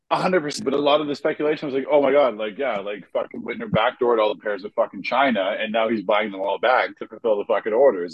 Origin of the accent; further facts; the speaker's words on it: Jamaica; I feel ashamed as a Jamaican